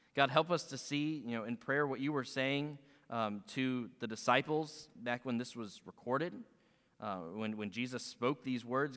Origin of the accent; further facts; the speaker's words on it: Pennsylvania, United States; moved away; growing up in Pennsylvania